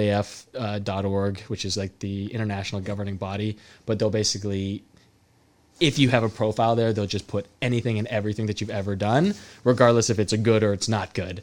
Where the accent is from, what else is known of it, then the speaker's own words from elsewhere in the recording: Salinas, California, United States; moved away as an adult; also born or lived in Arizona; I was from Salinas